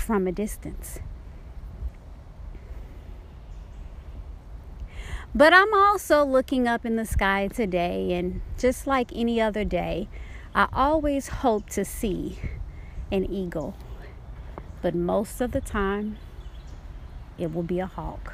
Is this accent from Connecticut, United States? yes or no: no; Dallas, Texas, United States; moved away; also born or lived in Oklahoma / Georgia; When I was growing up in Dallas, Texas